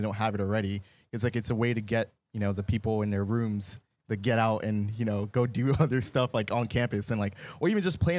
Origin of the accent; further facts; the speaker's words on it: Jacksonville, Florida, United States; Jacksonville, Florida